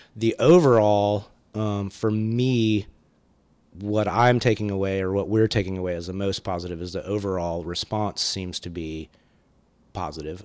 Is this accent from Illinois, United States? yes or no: no; California, United States; moved away; also born or lived in Athens, Georgia; I was born in California